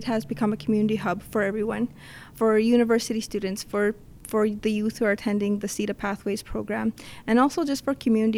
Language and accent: English; Winnipeg, Manitoba, Canada; I grew up in the North End